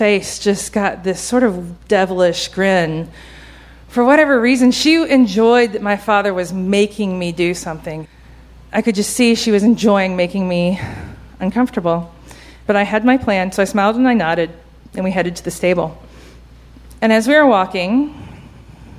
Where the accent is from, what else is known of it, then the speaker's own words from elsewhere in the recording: Georgia, United States; I grew up in Georgia